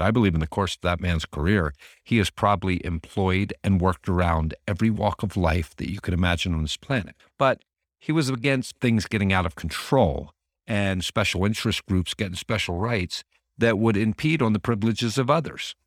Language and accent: English; Northeast, United States; growing up in the Northeast